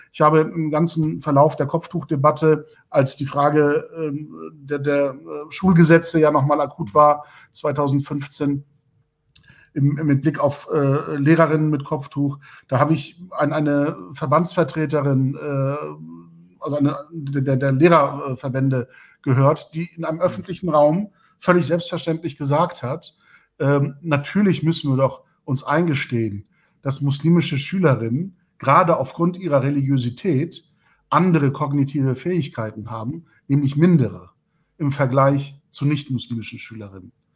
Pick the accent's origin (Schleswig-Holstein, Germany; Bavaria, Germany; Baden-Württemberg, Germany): Schleswig-Holstein, Germany; Lübeck; in meiner Heimatstadt Lübeck Abitur gemacht